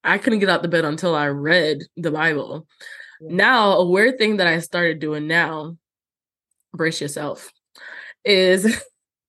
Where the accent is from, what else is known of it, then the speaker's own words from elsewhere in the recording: Jamaica; growing up in Jamaica, we had like a green book with all the hymns